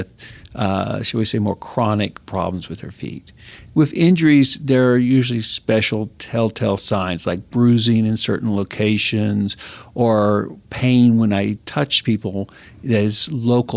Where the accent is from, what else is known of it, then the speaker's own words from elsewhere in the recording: West Texas, United States; also born or lived in Galveston, Texas / New Mexico / Idaho; I grew up in West Texas